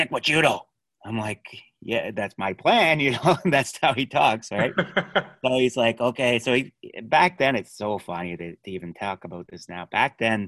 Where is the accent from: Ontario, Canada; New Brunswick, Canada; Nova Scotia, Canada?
Nova Scotia, Canada; Halifax; I grew up in Spryfield, so in a bad area with a few bad people